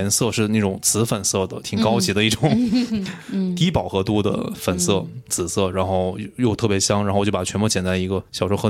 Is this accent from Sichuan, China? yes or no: yes; Chengdu, Sichuan, China; 那我自己跟植物的结缘，就是因为我是在成都长大，